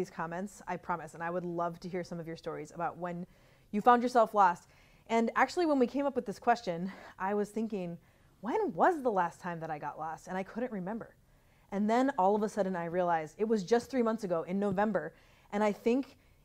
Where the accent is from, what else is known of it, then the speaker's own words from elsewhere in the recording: Minnesota, United States; I'm from Minnesota